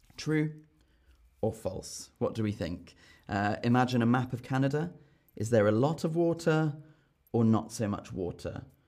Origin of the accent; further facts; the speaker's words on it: United Kingdom; as a Brit